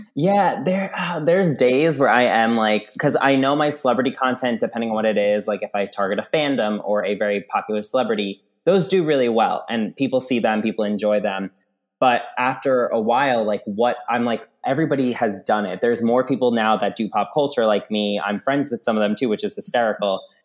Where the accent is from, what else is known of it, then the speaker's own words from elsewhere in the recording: Long Island, New York, United States; moved away; I'm from Long Island, grew up there